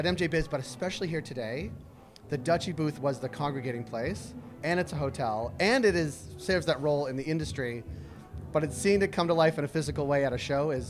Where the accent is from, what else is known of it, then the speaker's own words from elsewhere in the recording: Boston, Massachusetts, United States; moved away as an adult; now in Toronto, Canada; and I'm from Boston. So when I moved here